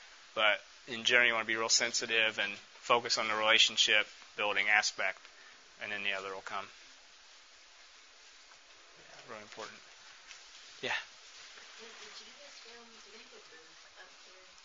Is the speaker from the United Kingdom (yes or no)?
no; United States